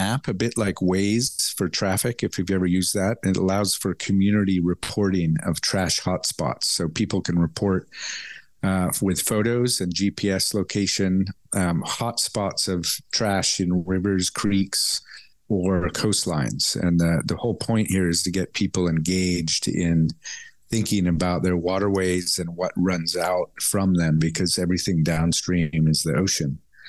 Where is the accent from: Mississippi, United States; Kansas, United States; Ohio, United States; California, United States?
California, United States; born there; I was born in California, but I've worked over 30 years in Asia.